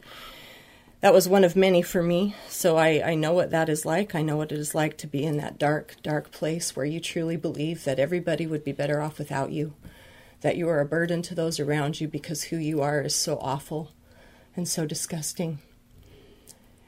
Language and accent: English; Utah, United States; I grew up in Utah